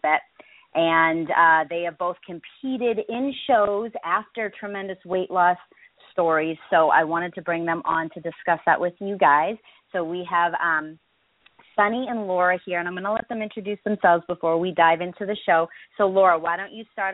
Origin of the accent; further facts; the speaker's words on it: New Hampshire, United States; I'm from New Hampshire